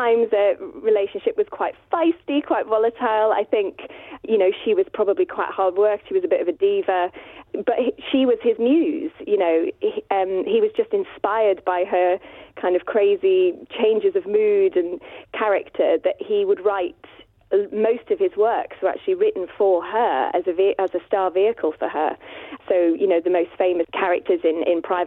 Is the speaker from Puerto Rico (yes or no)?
no; Douglas, Isle of Man; moved away; I'm able to come back now and perform in my hometown